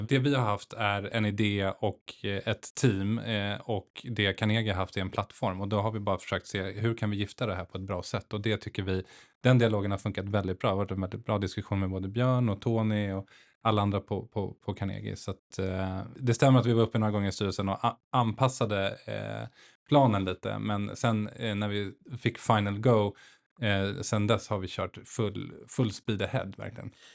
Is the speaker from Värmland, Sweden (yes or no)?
no; Stockholm, Stockholm County, Sweden; also born or lived in Nacka; född och uppvuxen i Stockholm, eh, bor i Nacka med tre barn